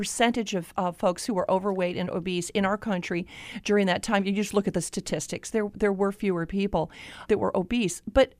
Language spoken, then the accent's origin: English; Florida, United States; I grew up in Florida